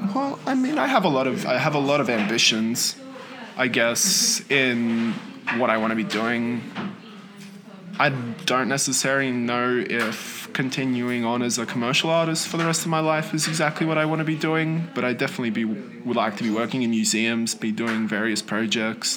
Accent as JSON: {"language": "English", "region": "northern New South Wales", "country": "Australia", "tie": "born or raised there", "also_born_or_lived": "Poland", "said": "I'm from northern New South Wales, just from like a little town on the coast there."}